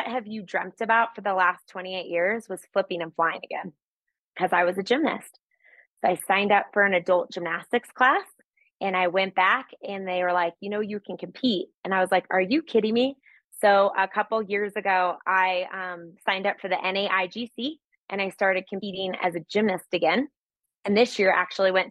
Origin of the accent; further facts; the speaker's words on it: Littleton, Colorado, United States; I grew up in Littleton, Colorado. So I'm a Colorado native